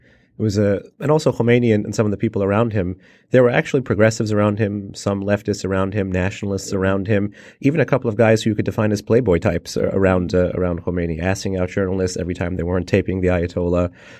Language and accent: English; New York City, New York, United States; I wanted to know why there was a kid named … growing up in Midtown Manhattan.